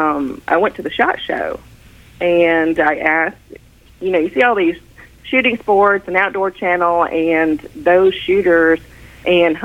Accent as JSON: {"language": "English", "region": "Midwest", "country": "United States", "tie": "born or raised there", "said": "I grew up in the Midwest"}